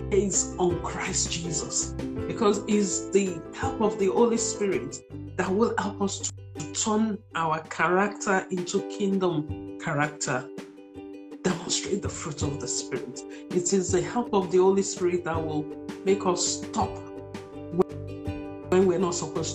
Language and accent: English; Nigeria; I'm a Nigerian